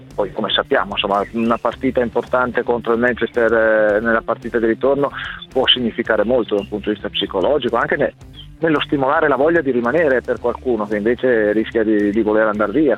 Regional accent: Verona, Veneto, Italy; io sono di Verona

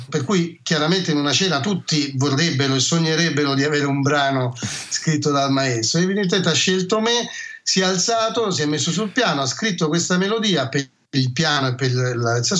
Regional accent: Rome, Lazio, Italy; da buon romano di periferia

